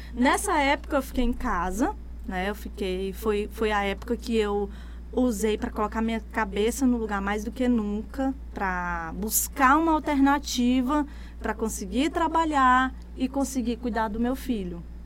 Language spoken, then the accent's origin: Portuguese; Imperatriz, Maranhão, Brazil; also born or lived in Gurupi, Tocantins; Eu me considero imperatrizense, mas eu nasci em Gurupi, no Tocantins, uhum. na época era Goiás, mas aí hoje é Tocantins. E vim pra cá, pra Imperatriz, eu tinha um ano de idade